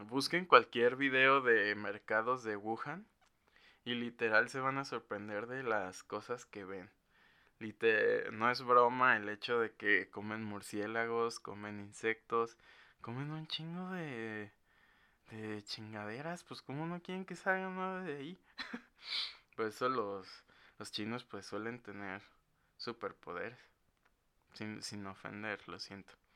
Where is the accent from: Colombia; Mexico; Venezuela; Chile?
Mexico; los que somos de México